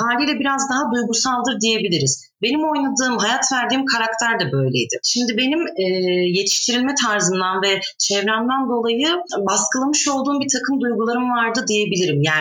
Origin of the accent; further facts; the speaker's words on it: Adana, Turkey; moved away as an adult; also born or lived in Şanlıurfa / Bursa; now in Sivas, Turkey; 25 yaşındayım. 22 Kasım 1995 yılında dünyaya geldim. Ee, Şanlıurfa doğumluyum. 3 aylık iken ben Adana'ya göçmüş ailem. Yani ikinci memleketim Adana aslında. Akabinde 18'ime kadar Adana'da e, okudum.